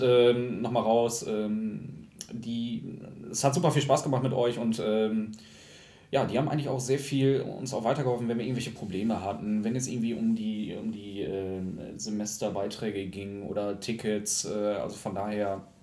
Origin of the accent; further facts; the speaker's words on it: Lingen, Lower Saxony, Germany; moved away as an adult; ich komme ja halt aus Lingen und ähm, habe davor noch in einem kleineren Dörfchen in der Nähe von Lingen gewohnt